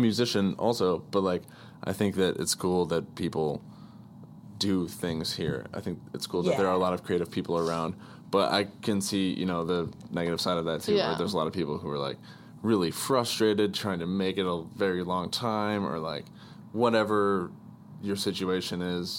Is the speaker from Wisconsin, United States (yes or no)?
yes; Wisconsin, United States; I'm an optimistic from Wisconsin.